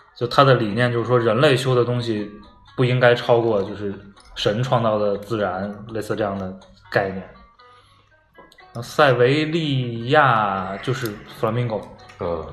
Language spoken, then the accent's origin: Chinese; China